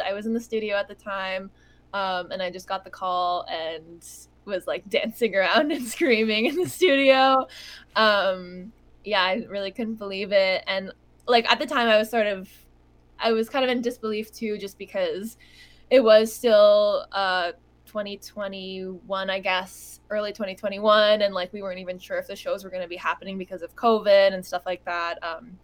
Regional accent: Toronto, Ontario, Canada; I'm also Canadian from Toronto, and spent a lot of time just very localized to the Toronto music scene here

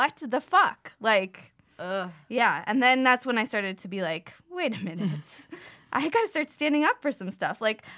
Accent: Florida, United States; I'm also from the South. Like, I went to high school and college in Florida. I went to University of Florida.

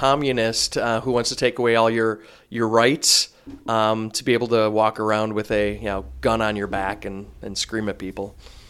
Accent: Wisconsin, United States; I'm from Wisconsin. I mean, come on.

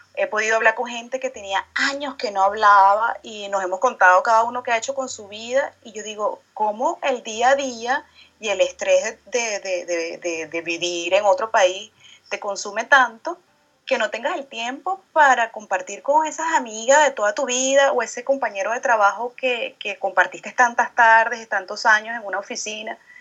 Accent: Venezuela; now in France; yo soy venezolana y vivo en Francia

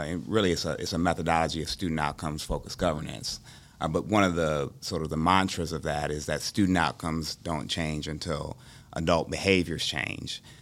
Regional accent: Dayton, Ohio, United States; moved away as an adult; also born or lived in Columbus, Ohio; I'm from Dayton, Ohio originally, I will, um, came to, uh, Columbus for Ohio State

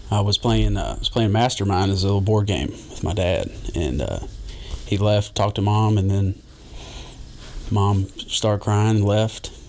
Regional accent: Jeffersontown, Kentucky, United States; also born or lived in Louisville; grew up in J Town, um, right behind uh, kind of the outs the outskirts of J Town.

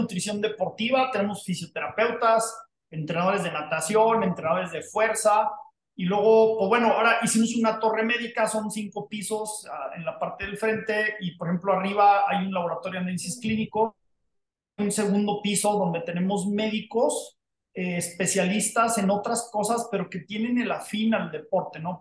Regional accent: Durango, Mexico; moved away as an adult; México, a Durango, mi tierra de origen natal

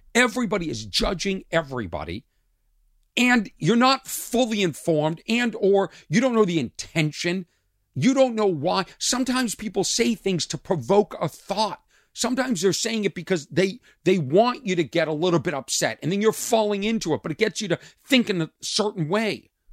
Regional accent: Lexington, Massachusetts, United States; moved away; I grew up in Lexington, Massachusetts, a town outside of Boston

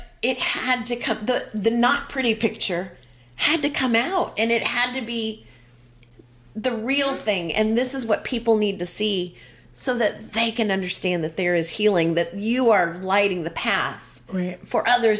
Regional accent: Texas, United States; also born or lived in Kentucky; a fellow Texas girl

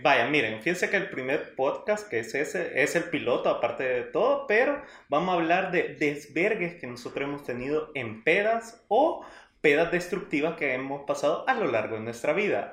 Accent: El Salvador; somos del Salvador todos

